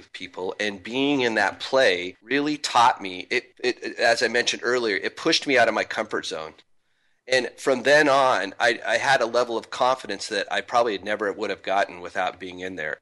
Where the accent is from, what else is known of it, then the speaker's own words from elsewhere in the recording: Spokane, Washington, United States; moved away; I'm from Spokane originally